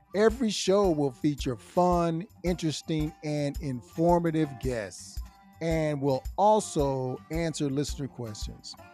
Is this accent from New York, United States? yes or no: no; Louisville, Kentucky, United States; also born or lived in Detroit, Michigan; my hometown